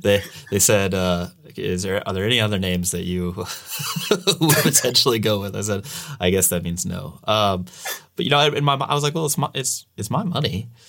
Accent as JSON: {"language": "English", "town": "St. Louis", "region": "Missouri", "country": "United States", "moved": "yes", "lives_now": "California, United States", "said": "I'm from the Midwest, I'm from Saint Louis"}